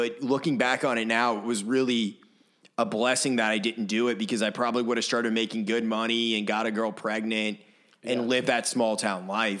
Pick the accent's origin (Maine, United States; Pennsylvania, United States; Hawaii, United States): Maine, United States; now in Nashville, United States; where I grew up in Maine